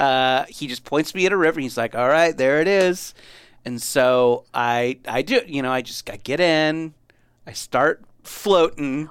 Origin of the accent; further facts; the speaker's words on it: Southern California, United States; I grew up in Southern California